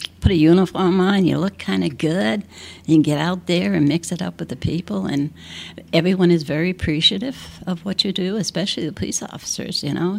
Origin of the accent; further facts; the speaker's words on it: Ireland; I've been there 19 years, and I'm Irish, so that says something right there.